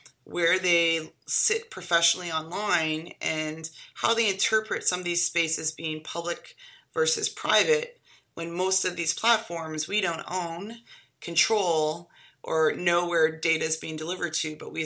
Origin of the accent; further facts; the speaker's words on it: Canada; now in United States; I am a Canadian